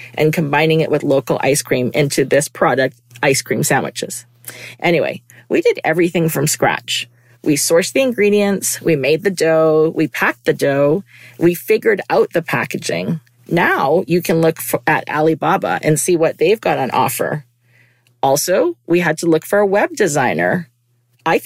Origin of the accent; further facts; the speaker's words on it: Vancouver, British Columbia, Canada; moved away as an adult; also born or lived in United States; I was born and raised in Vancouver